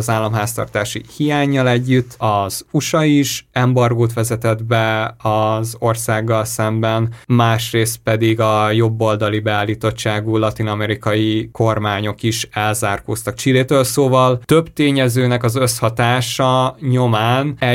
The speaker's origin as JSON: {"language": "Hungarian", "country": "Hungary", "said": "Annyira furáztam, hogy magyarként nézni"}